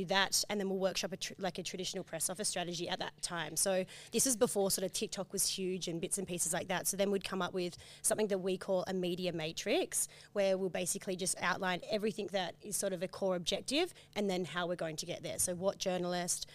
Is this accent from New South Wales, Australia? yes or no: yes; Berry or Gerringong, New South Wales, Australia; I'm actually from Berry or Gerringong, so it's about 2 hours from Sydney.